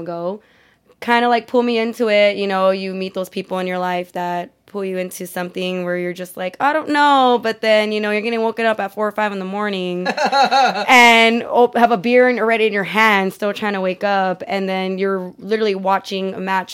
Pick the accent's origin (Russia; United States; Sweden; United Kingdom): United States; Los Angeles, California; We're from Boyle Heights. I was raised, you know, in the projects